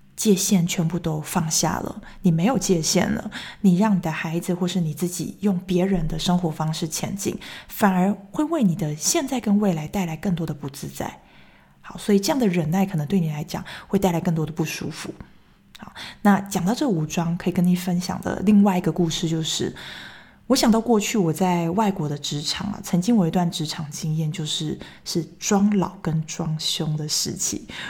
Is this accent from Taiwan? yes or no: yes; Taichung, Taiwan; moved away as an adult; also born or lived in Taipei; now in Switzerland; 我是台中人，那我离家最远的时候就是到台北上班的那三年。所以二零一零年那时候来到瑞士